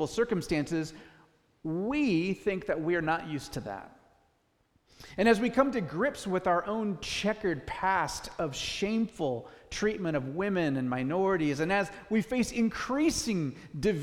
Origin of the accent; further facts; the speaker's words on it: United States; as American people